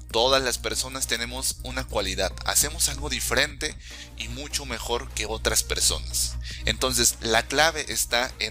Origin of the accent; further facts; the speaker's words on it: Mexico; also born or lived in Canada; soy mexicano, por ende latinoamericano. Para ser exacto, conozco cómo funciona todo el sistema en México y en Latinoamérica.